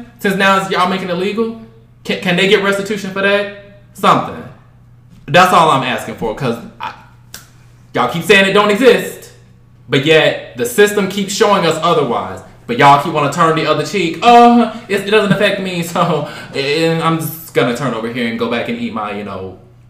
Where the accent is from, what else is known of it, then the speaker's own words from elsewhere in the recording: the South, United States; I'm coming and speaking from growing up in the South from a single parent household.